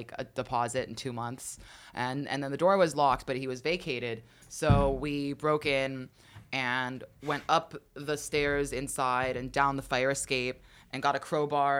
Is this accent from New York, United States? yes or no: yes; New York, United States; also born or lived in Georgia, United States; I grew up in New York. Technically, I was born in Georgia, but we moved up here when I was like a year and a half.